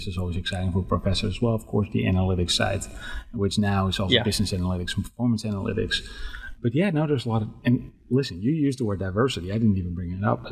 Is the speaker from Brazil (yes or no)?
no; Netherlands; English is a second language; moved away as an adult; now in Dallas-Fort Worth, United States; I was born and raised in the Netherlands. I came to the States when I was 25.